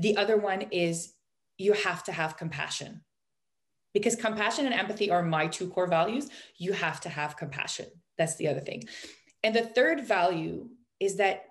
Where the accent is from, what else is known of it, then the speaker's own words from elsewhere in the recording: Canada; we're Canadian